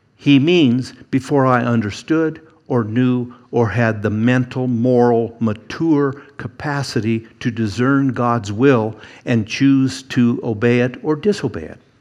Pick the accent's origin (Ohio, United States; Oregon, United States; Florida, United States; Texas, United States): Oregon, United States; Eugene; Growing up in Eugene, there was a pretty good sized church